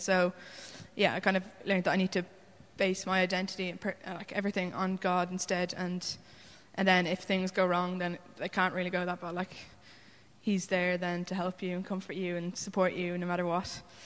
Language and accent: English; Wicklow, County Wicklow, Ireland; I'm from Wicklow, um, where I grew up in a Christian family of six.